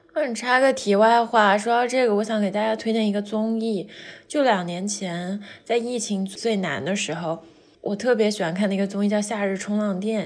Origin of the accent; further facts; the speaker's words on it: southern China, China; 我们那时候南方没有暖气嘛，就会有那种木架的烤火炉